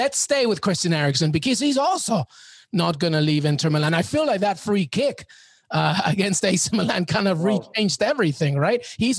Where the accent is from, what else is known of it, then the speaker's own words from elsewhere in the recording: Peru; also born or lived in New York; I'm Peruvian and I'm a New Yorker